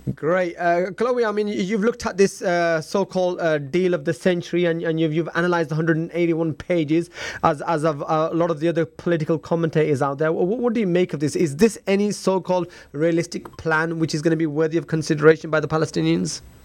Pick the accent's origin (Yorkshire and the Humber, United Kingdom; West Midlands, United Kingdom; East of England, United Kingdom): Yorkshire and the Humber, United Kingdom; Leeds; moved away; I'm originally from Leeds myself